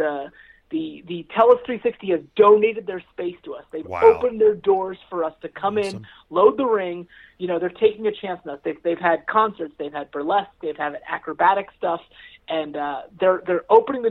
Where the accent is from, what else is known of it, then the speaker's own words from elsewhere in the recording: Palmyra, Pennsylvania, United States; moved away as an adult; now in Lancaster, United States; I grew up in Palmyra. I live in Lancaster